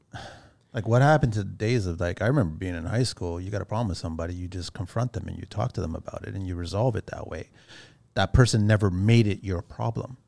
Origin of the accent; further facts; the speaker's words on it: Canada; as Canadian people